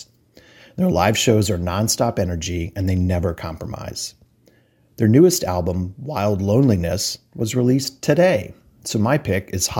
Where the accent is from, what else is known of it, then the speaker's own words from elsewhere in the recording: North Carolina, United States; moved away as an adult; now in Chicago, United States; Although I haven't lived there for over 24 years, I still say I'm from North Carolina